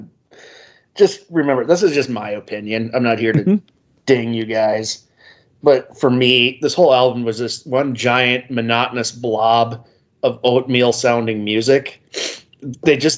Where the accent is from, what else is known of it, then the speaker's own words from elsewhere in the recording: St. Cloud, Minnesota, United States; we're from St. Cloud, so we're hours away from Duluth and Lake Superior.